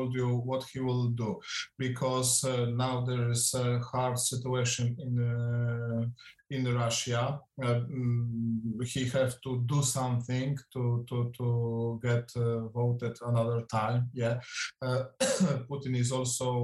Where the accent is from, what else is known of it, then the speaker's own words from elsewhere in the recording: Poland; English is a second language; moved away as an adult; now in Ukraine; I came from Poland, they are thinking about me that I left Poland, my homeland